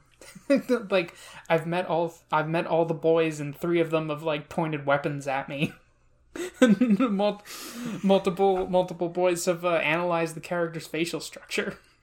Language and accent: English; New Jersey, United States; I'm from New Jersey